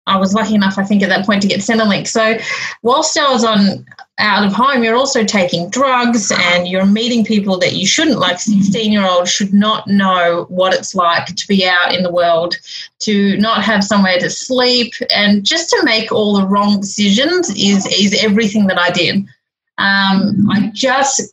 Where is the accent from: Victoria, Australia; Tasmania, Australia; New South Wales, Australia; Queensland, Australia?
Victoria, Australia; Melbourne; I'm actually from Melbourne, so I grew up in Victoria